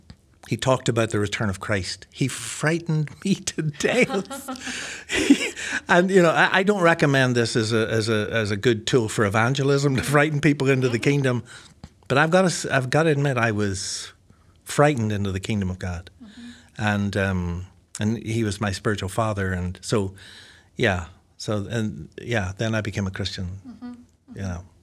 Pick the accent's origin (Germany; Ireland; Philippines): Ireland; accent: combination of American and Irish; it's a combination of American accent and an Irish accent, I think.